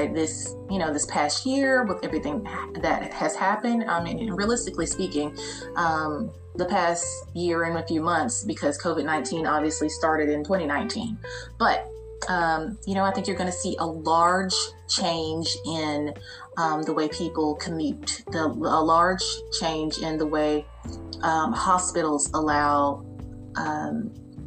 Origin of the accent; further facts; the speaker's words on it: United States; we as Americans